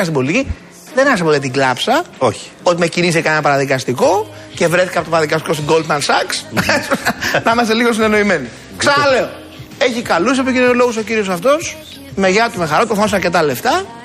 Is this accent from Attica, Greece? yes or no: yes; Ekali, Attica, Greece; Και εγώ, αφού μεγάλωσα και γεννήθηκα στην Εκάλη